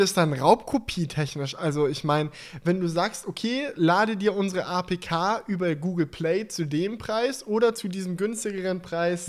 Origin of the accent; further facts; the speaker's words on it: near Stuttgart, Baden-Württemberg, Germany; Ich komme ja aus der Nähe von Stuttgart